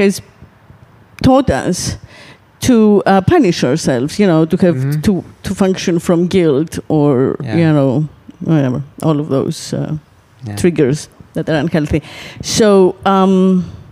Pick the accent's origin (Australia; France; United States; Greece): Greece; moved away; I I'm from Greece, so I have a home on Lesbos, so I go there every summer for like 2-3 months